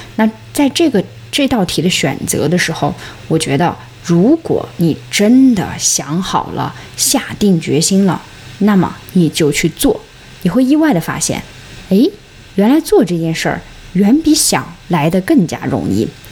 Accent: Xinjiang, China; moved away; 家乡新疆最美

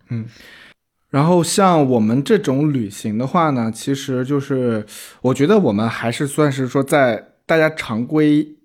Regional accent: Shandong, China; 我从山东来的

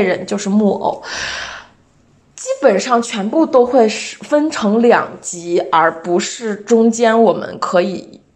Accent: China; 作为一个中国人

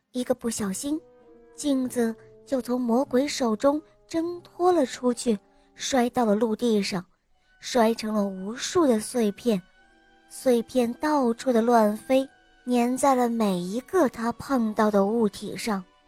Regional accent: Jiujiang, Jiangxi, China; 我是…了，我来自江西九江

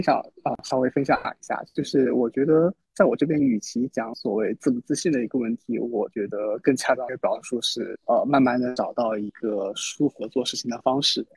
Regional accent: China; 作为一个中国人，我可能天然对一些中文社区有一种自己的偏好

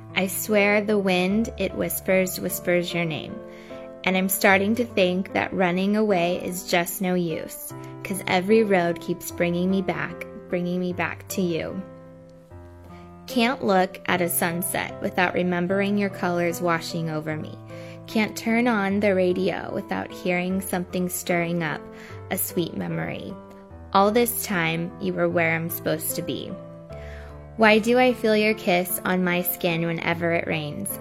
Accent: California, United States; I'm a singer from the United States in California

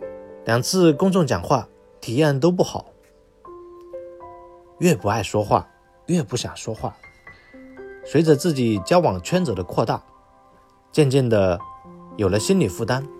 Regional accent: Hunan, China; 因为我老家是湖南的，并且生于龙年

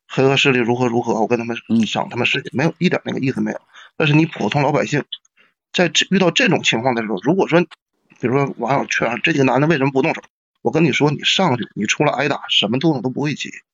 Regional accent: Northeast China, China; 我们东北话讲

